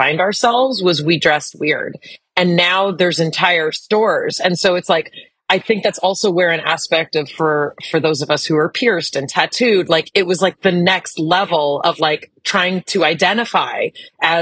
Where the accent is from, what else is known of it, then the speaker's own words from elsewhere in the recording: Los Angeles, California, United States; I grew up in the Melrose Fairfax district in like the heyday of the punk era.